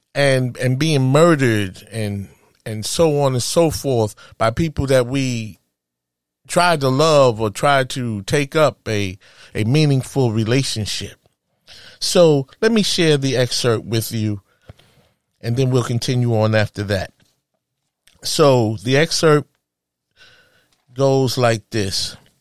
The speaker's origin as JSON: {"language": "English", "town": "New York City", "region": "New York", "country": "United States", "tie": "born or raised there", "said": "a woman from Harlem, USA, my hometown"}